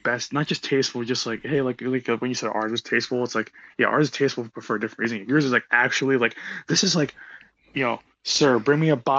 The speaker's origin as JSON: {"language": "English", "region": "New Jersey", "country": "United States", "tie": "born or raised there", "lives_now": "New York, United States", "said": "was born and raised in Jersey, and obviously you know moved to the city and things like that."}